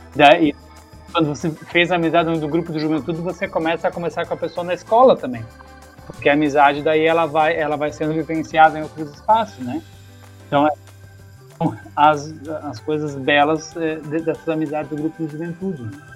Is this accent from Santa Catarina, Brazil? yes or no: yes; Timbó, Santa Catarina, Brazil; moved away as an adult; eu saí de Timbó, então toda essa, essa vivência de grupo de juventude, assim como você tem, é, ela foi um pouco é, rompida na época porque eu fui embora para outro estado